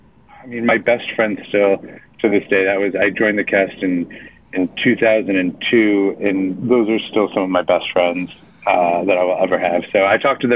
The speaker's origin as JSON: {"language": "English", "region": "California", "country": "United States", "tie": "born or raised there", "said": "I grew up in California, so I didn't grow up being able to go see a lot of theater"}